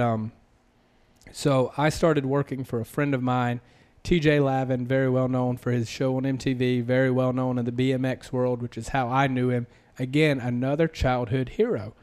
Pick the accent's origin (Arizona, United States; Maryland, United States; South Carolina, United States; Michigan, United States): South Carolina, United States; accent: Southern; moved away as an adult; also born or lived in Las Vegas / Southern California; I was from South Carolina